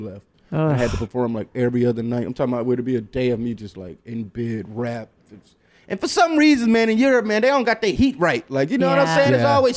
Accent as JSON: {"language": "English", "region": "Michigan", "country": "United States", "said": "I'm from Michigan"}